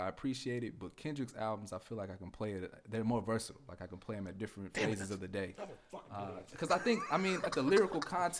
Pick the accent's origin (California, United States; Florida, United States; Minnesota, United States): California, United States; moved away; also born or lived in New York; I was born in California